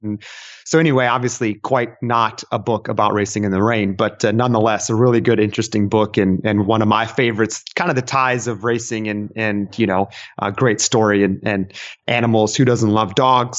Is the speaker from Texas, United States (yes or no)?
yes; Texas, United States; I was born and raised in Texas